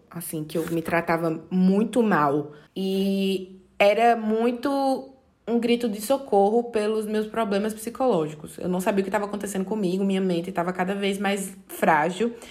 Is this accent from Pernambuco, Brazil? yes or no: yes; Serra Talhada, Pernambuco, Brazil; now in João Pessoa, Brazil; Eu sou do interior de Pernambuco, Serra Talhada